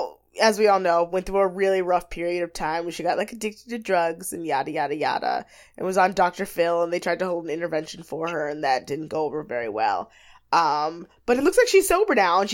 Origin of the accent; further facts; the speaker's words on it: Jamaica; I'm Jamaican.